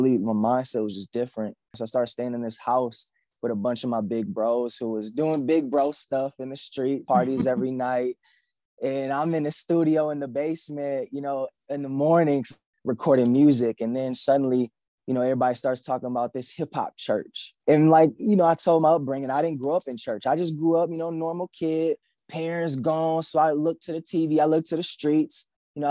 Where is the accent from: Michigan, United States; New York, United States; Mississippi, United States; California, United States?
Michigan, United States; Grand Rapids; I am from Grand Rapids, Michigan, the mighty Midwest.